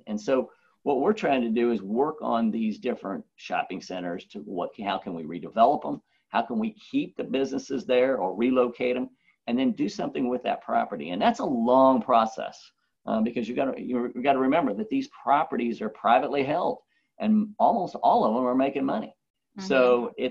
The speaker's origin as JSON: {"language": "English", "town": "Roswell", "country": "United States", "tie": "born or raised there", "said": "this is my hometown and because I still live here"}